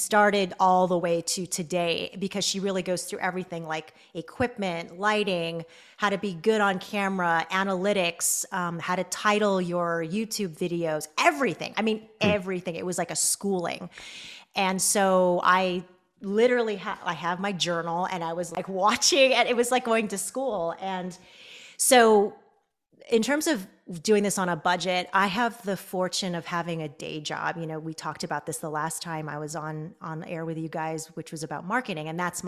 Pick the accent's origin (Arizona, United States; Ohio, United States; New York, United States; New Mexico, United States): Arizona, United States; Mesa; I grew up in Mesa, Arizona, and there was not at the time that I was growing up there a large Philippine community.